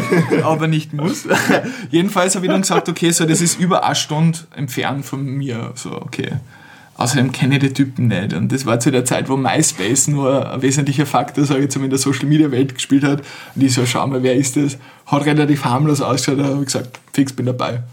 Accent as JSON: {"language": "German", "region": "Carinthia", "country": "Austria", "tie": "born or raised there", "said": "mit dem wir zusammen aufgewachsen sind in Kärnten, wo, also aus meiner Heimatortschaft"}